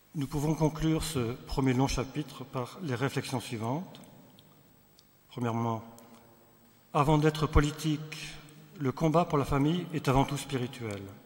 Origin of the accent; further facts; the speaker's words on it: Sélestat, Grand Est, France; nous venons d'Alsace, euh, de Célestat